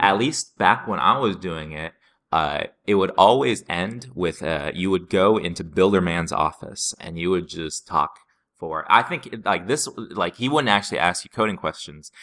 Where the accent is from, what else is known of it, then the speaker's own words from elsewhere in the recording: Seattle, Washington, United States; I was from Seattle